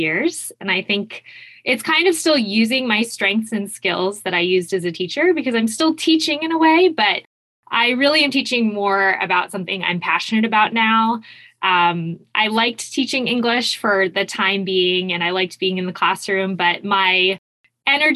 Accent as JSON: {"language": "English", "town": "Mesa", "region": "Arizona", "country": "United States", "tie": "born or raised there", "also_born_or_lived": "Santa Clara, California / New York", "moved": "as an adult", "lives_now": "Oakland, United States", "said": "I was born and raised in Mesa, Arizona"}